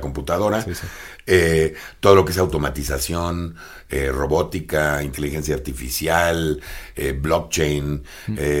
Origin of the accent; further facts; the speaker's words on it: Mexico; como mexicanos